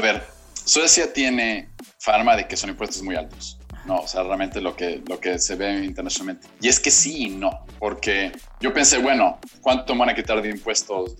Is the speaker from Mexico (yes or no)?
yes; Mexico